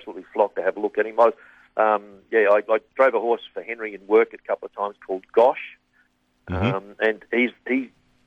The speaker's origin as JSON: {"language": "English", "town": "Numurkah", "region": "Victoria", "country": "Australia", "tie": "born or raised there", "also_born_or_lived": "Bendigo", "said": "grew up in Yumurka"}